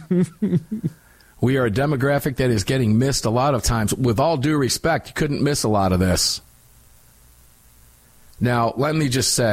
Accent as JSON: {"language": "English", "town": "Cincinnati", "region": "Ohio", "country": "United States", "tie": "born or raised there", "said": "I was born in Cincinnati. I've got a lot of family."}